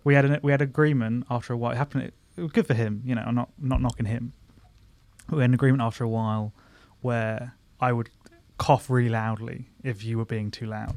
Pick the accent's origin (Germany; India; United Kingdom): United Kingdom; Surbiton, London; I'm from Surbiton